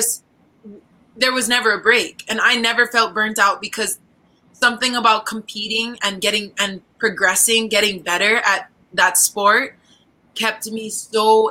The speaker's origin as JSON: {"language": "English", "area": "Oahu", "region": "Hawaii", "country": "United States", "moved": "as an adult", "lives_now": "Philippines", "said": "I'm from the island of Oahu in the islands of Hawaii."}